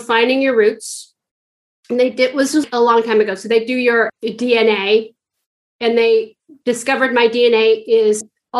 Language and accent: English; San Francisco, California, United States; San Francisco because that's where I'm from.